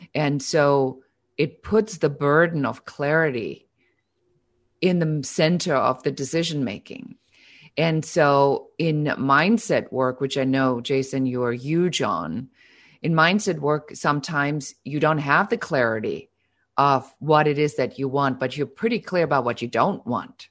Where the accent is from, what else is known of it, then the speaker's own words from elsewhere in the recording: Germany; now in Los Angeles, United States; I'm originally from Germany, so most of you will hear still a little bit of an accent